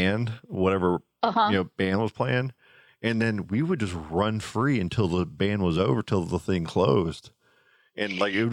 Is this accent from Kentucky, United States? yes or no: yes; Louisville, Kentucky, United States; also born or lived in Titusville, Florida; now in Florida, United States; we moved from Titusville. You know, me and my mom and her cousin moved to Louisville.